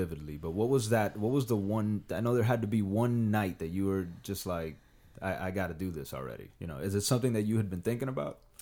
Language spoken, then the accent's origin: English; Miami, Florida, United States; moved away as an adult; also born or lived in Dominican Republic; now in Los Angeles, United States; I grew up in Miami